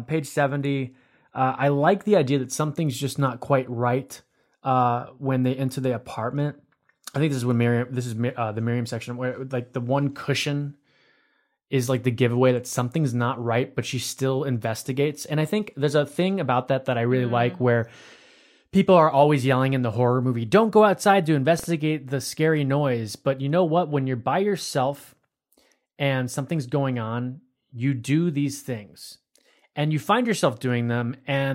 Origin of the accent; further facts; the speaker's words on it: Sarasota, Florida, United States; I was born in Sarasota